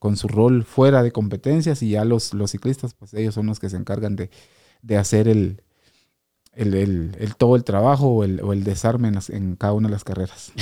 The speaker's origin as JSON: {"language": "Spanish", "region": "Quetzaltenango", "country": "Guatemala", "said": "como guatemalteco, pues ha sido siempre un orgullo y, un placer poder representar a, Guatemala, a, Quetzaltenango"}